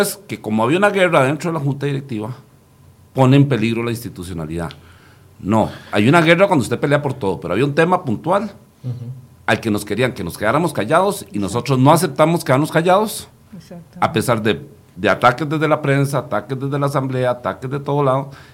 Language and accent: Spanish; Costa Rica; yo aquí ya hablo como costarricense